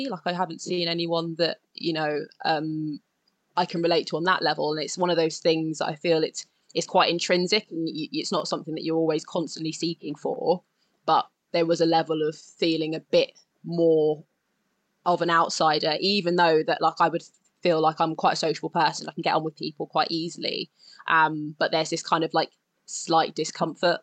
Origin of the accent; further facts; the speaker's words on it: London, United Kingdom; I grew up in North London